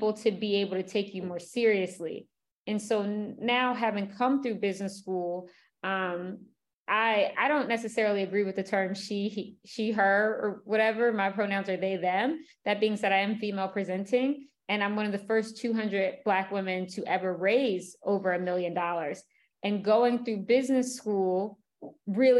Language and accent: English; Philadelphia, Pennsylvania, United States; I'm from Philadelphia, working class neighborhood